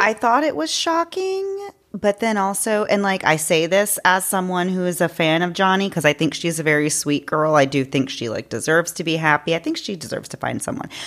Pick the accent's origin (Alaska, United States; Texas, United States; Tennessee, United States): Texas, United States; Houston; we're from Houston, which is a huge city